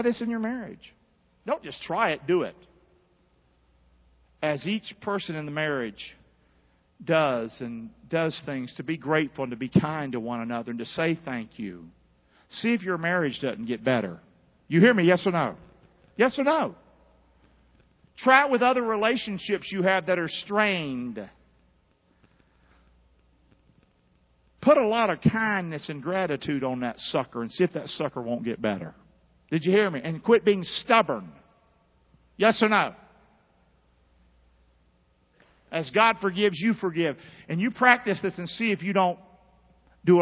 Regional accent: Carolina, United States; I grew up in Carolina

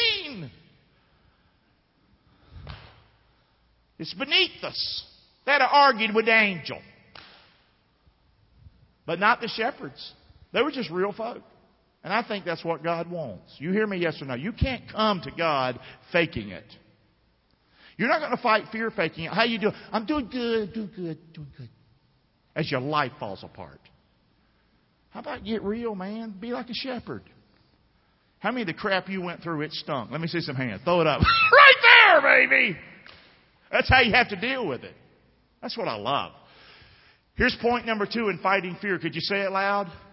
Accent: Rockingham, North Carolina, United States

